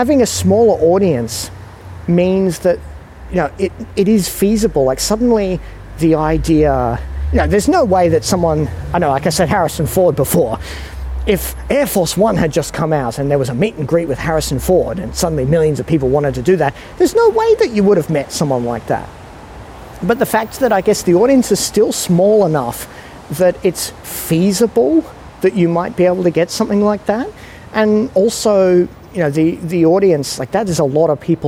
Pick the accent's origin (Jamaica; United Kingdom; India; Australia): Australia; also born or lived in Singapore; being in an Australian